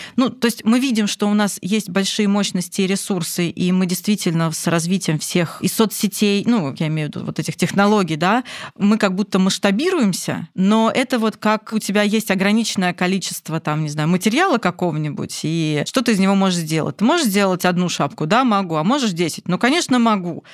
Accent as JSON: {"language": "Russian", "region": "Moscow", "country": "Russia", "said": "Я из Москвы"}